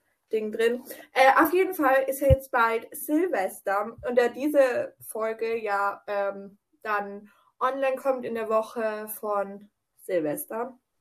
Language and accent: German; Austria; bei uns in Österreich